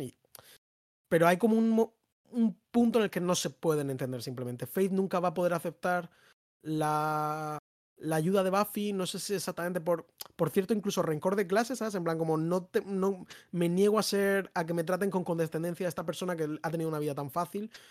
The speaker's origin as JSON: {"language": "Spanish", "town": "Madrid", "region": "Community of Madrid", "country": "Spain", "said": "somos madrileños"}